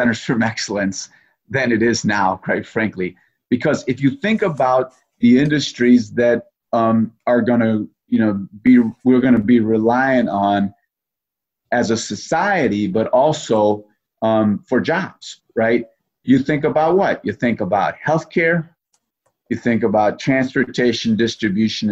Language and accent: English; Chicago, Illinois, United States; as a Chicagoan